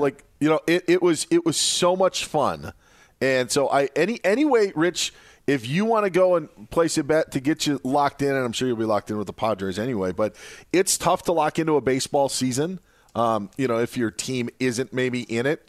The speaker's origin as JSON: {"language": "English", "region": "Wisconsin", "country": "United States", "tie": "born or raised there", "said": "I grew up in Wisconsin"}